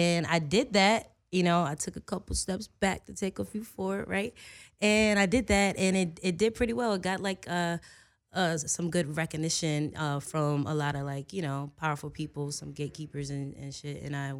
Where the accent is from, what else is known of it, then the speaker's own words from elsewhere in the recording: Virginia, United States; because, you know, I'm somewhat of a country girl. I'm from Virginia. All I know is, like, Virginia.